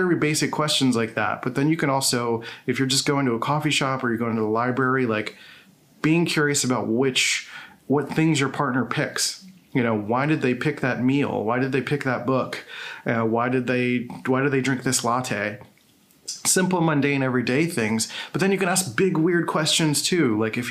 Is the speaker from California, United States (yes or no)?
no; Philadelphia, Pennsylvania, United States; moved away; I grew up in Philadelphia